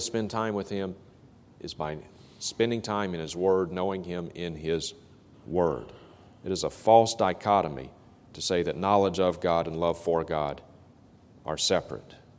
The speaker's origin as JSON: {"language": "English", "town": "Vicksburg", "region": "Mississippi", "country": "United States", "tie": "born or raised there", "said": "a faith healer who is coming to my hometown of Vicksburg, Mississippi"}